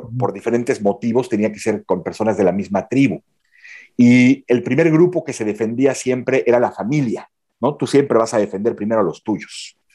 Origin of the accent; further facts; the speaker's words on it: Mexico; moved away as an adult; also born or lived in Belgium; now in Mons, Belgium; soy mexicano, vivo en Bélgica desde 2009.